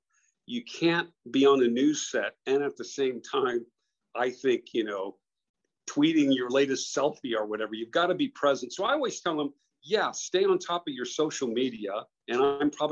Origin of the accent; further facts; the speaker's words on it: San Diego, California, United States; moved away; I grew up in San Diego and I had a paper route